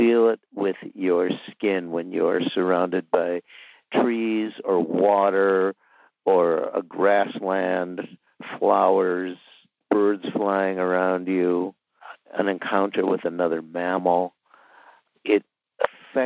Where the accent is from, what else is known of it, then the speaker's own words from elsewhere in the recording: Minnesota, United States; moved away as an adult; also born or lived in Arizona; now in Western Massachusetts, United States; I grew up in Minnesota, and when I was a kid, I lived on the edge of a wonderful marshland